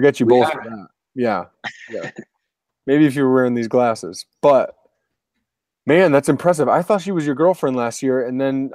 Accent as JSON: {"language": "English", "region": "Connecticut", "country": "United States", "said": "I'm from Connecticut"}